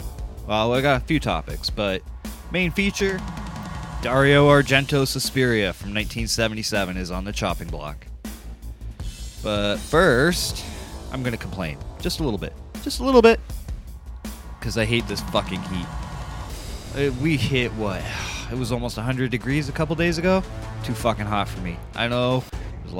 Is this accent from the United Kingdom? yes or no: no; Canada; I'm truly Canadian